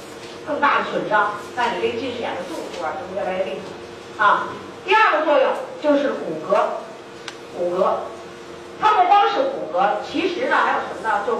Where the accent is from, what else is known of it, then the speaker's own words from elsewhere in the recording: China; 我们中国人的龋齿发生率在两千年以后的统计是百分之七十八点多